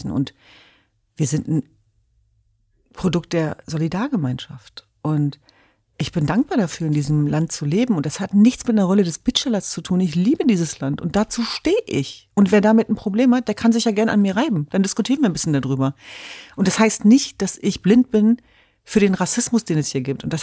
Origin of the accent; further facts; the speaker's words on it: Germany; Ich bin Deutsche, ich bin Europäerin, ich bin Kurdin, ich bin Jesidin, ich bin eine Frau.